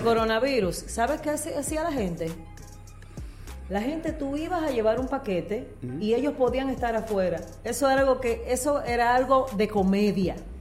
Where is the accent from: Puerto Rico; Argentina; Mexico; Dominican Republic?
Dominican Republic; now in United States; venir a mi país